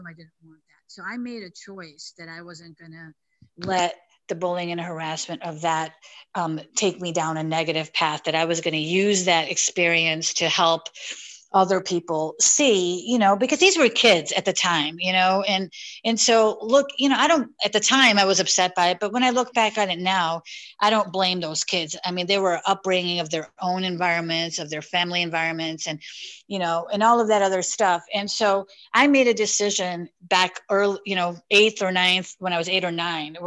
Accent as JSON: {"language": "English", "town": "Elmwood Park", "region": "Illinois", "country": "United States", "tie": "born or raised there", "said": "I grew up in a small suburb of Chicago called Elmwood Park"}